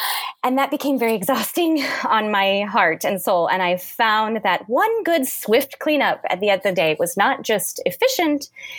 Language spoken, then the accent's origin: English; Kansas, United States; born there; now in Minnesota, United States; in Kansas, my husband in Ohio. We had our first daughter in Illinois, our second in Texas, and our third here in Minnesota.